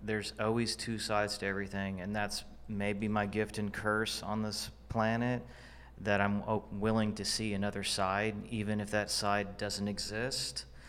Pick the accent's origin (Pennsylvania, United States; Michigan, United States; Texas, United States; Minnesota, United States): Texas, United States; Fort Worth; moved away as an adult; now in Dallas, United States; I, I'm from Fort Worth